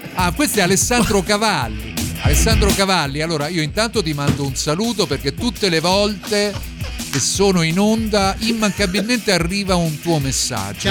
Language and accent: Italian; Rome, Lazio, Italy; tutti noi che siamo di Roma